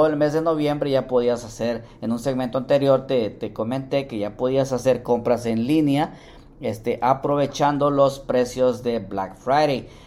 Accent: Mexico; Bueno, yo también soy mexicano, pero para los que viven en México, el gran fin.

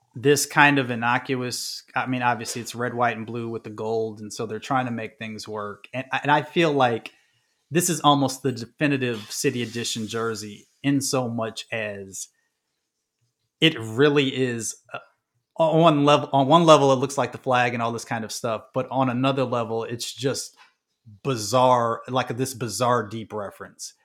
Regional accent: Midwest, United States; I'm from the Midwest

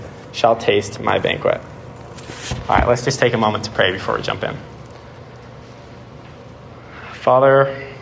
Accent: Bay Area, California, United States; I'm from the Bay Area, California

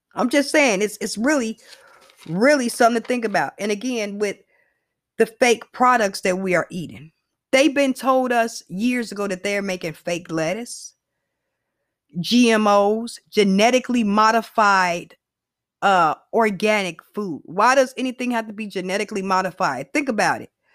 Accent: United States; I'm a American

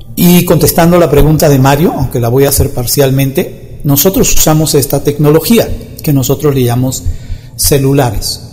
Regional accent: Dominican Republic; en mi país, República Dominicana, ya que yo no soy mexicano

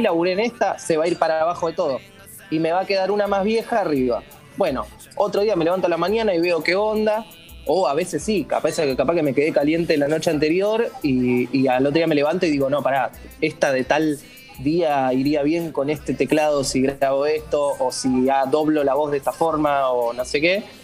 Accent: General San Martín, Buenos Aires Province, Argentina; yo soy de San Martín de casi al fondo

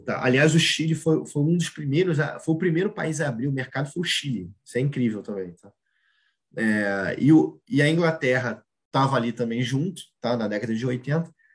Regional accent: Brazil; a nossa vida como brasileiro

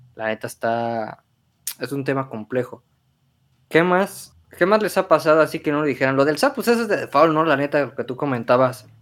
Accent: Michoacán, Mexico; Somos de Michoacán

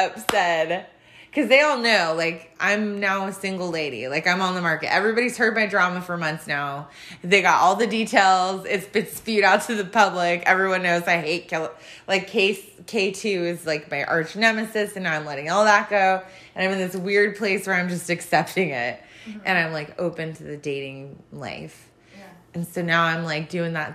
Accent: California, United States; moved away; I grew up in California and moved here in the 90s

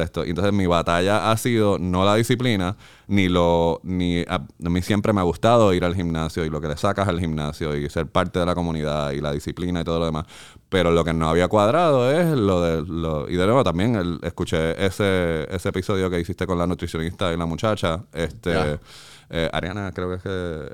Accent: Carolina, Puerto Rico; moved away as an adult; also born or lived in West Covina, California; Yo soy de Carolina, de Jandir, de Country Club

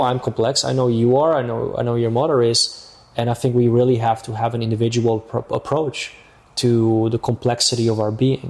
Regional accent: Amsterdam, North Holland, Netherlands; moved away as an adult; now in Marbella, Spain; I am originally from Amsterdam, mm-hmm. Netherlands.

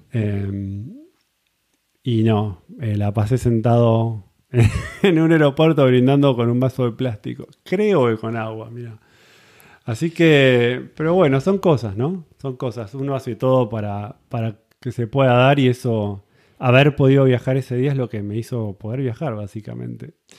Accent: Buenos Aires, Argentina; moved away as an adult; also born or lived in New Zealand; now in California, United States; estuve viviendo en Argentina, en Buenos Aires, básicamente, zona norte. Ahí es donde conocí a mi mujer, nos casamos, tuvimos hijos y ahí es donde fui a la escuela

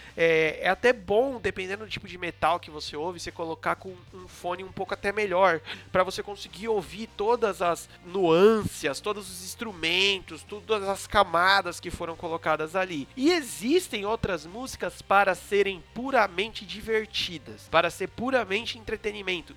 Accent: São Paulo, Brazil; nunca morei em condomínio, sou do Graja

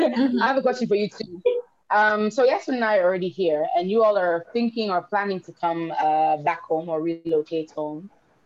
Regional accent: South Africa; now in Sierra Leone; because I grew up in South Africa after I left the state.

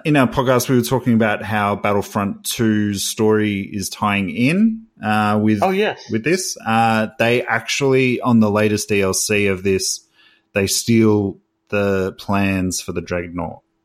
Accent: Australia; I'm from Australia

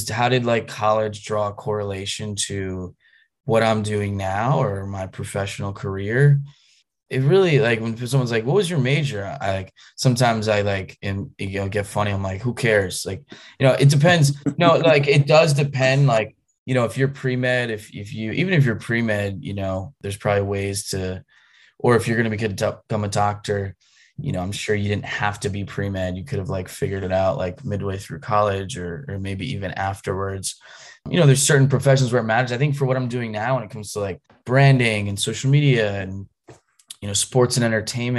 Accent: outside of Philadelphia, Pennsylvania, United States; moved away; also born or lived in North Carolina; I grew up outside of Philadelphia

